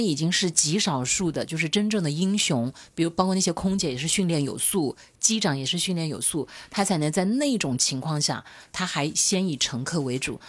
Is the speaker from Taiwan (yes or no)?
no; Hunan, China; 因为我是湖南女人